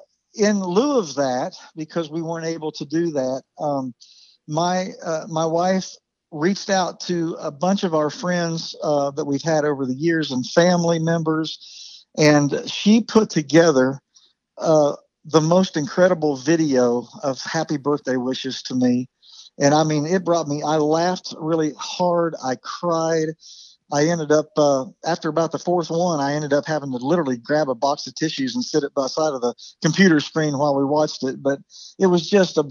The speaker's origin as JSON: {"language": "English", "town": "Chillicothe", "region": "Ohio", "country": "United States", "tie": "born or raised there", "moved": "yes", "lives_now": "Nashville, United States", "said": "I'm originally from Chillicothe, Ohio, just down the road there"}